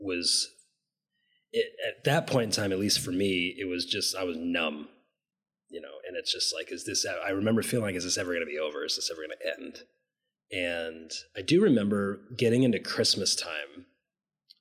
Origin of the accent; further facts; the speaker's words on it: United States; As an American, as just as a citizen